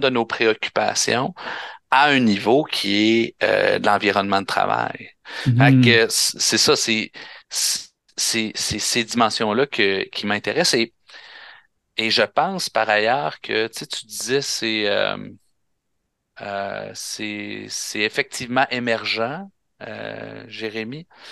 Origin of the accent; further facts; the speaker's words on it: Quebec, Canada; On est combien de Québécois? On est rendu quoi? On est rendu à 9 millions